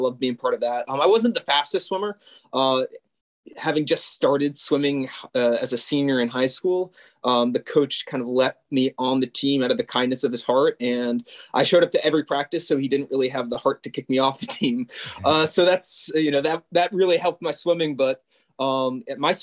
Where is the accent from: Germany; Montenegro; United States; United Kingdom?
United States; Washington, District of Columbia; moved away as an adult; now in Jordan; I grew up in the Washington, D.C. area